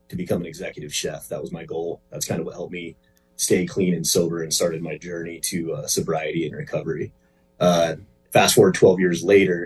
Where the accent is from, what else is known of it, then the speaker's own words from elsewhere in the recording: Chino Valley, Arizona, United States; I'm from Chino Valley, Arizona, just a little north of Prescott, Arizona.